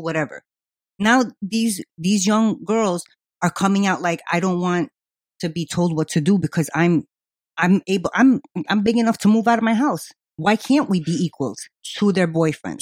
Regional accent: New York City, New York, United States; I was from Queens

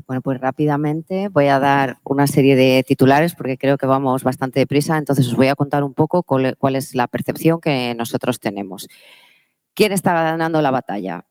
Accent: Palencia, Castile and León, Spain; Yo soy de una tierra, yo soy de Palencia, yo soy del norte

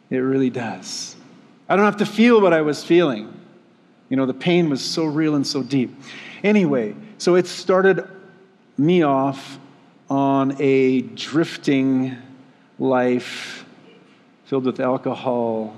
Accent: Moose Lake, Minnesota, United States; We had rose-colored glasses on as we were growing up in Moose Lake.

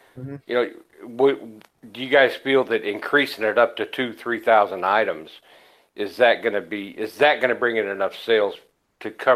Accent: St. Louis, Missouri, United States; moved away; also born or lived in Savannah, Georgia / Mobile, Alabama / Florida; I grew up in St. Louis, lived there a lot of years

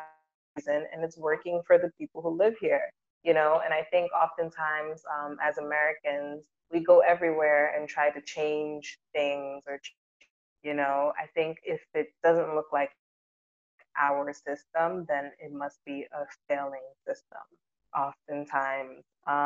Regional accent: Ghana; And I'm like, but wow, I'm Ghanaian.

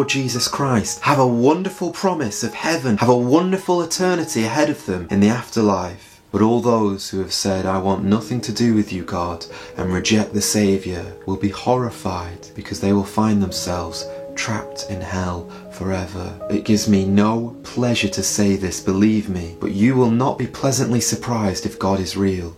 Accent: England, United Kingdom; being English like myself

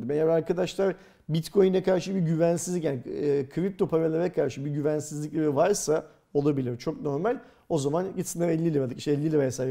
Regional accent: Turkey; Biz Türkler olarak

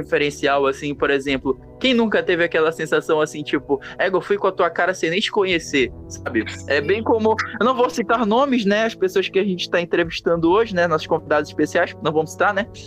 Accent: Pará, Brazil; eu sou paraense

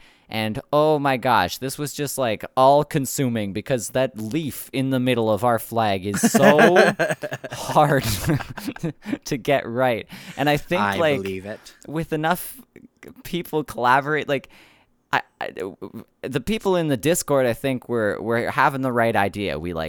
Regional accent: Canada; I'm from Canada

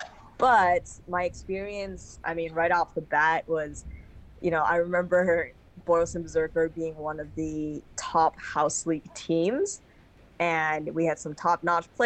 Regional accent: Hong Kong; moved away as an adult; also born or lived in Boston, United States; I played basketball and rugby growing up in Hong Kong

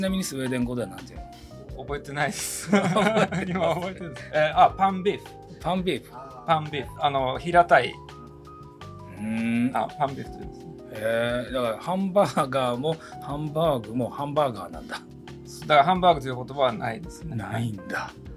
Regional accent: Japan; 僕丹波の出身なので、はい、子供の頃あの集団登校集団下校をしてた

